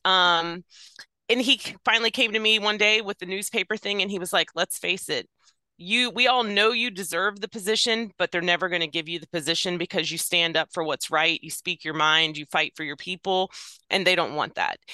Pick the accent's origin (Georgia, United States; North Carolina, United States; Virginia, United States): Virginia, United States; I was born and raised in Virginia